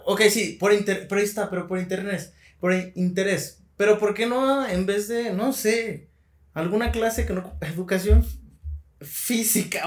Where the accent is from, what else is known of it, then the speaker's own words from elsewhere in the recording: Mexico; a mí como mexicano